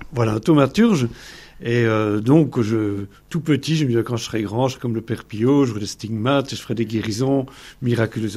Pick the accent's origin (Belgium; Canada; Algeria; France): Belgium; je viens de Belgique